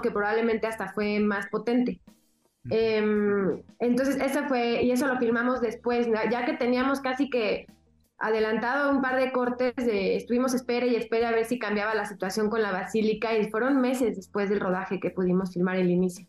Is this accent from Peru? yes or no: no; Mexico; soy mexicana